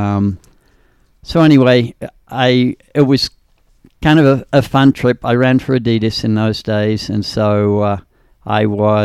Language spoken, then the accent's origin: English; Australia; moved away as an adult; now in United States; Grew up in Australia and came over here on a track scholarship in, 1970.